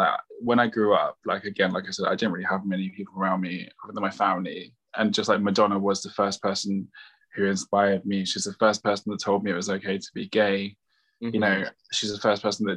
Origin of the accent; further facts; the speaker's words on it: London, United Kingdom; I grew up in Eltham, like, people like white trash, racist town, South London